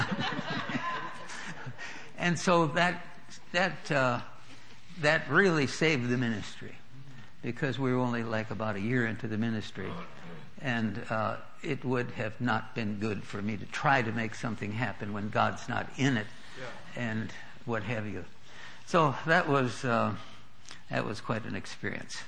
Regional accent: North Dakota, United States; moved away; We were raised in North Dakota.

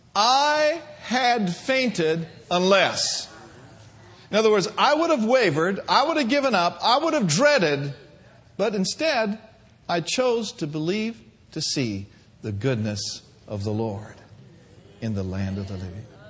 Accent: the North, United States; I'm from the North.

